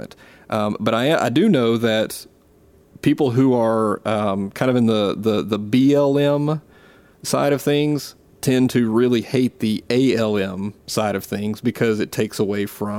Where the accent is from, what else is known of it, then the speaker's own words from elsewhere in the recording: Gulf Coast, South Mississippi, United States; accent: Southern; moved away; I grew up in the Deep South. Okay, I grew up down, you know, as far into Dixie as you can get, literally down next to the Gulf Coast in Mississippi.